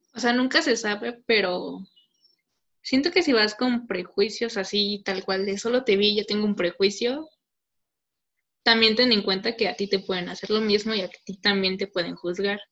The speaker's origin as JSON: {"language": "Spanish", "country": "Mexico"}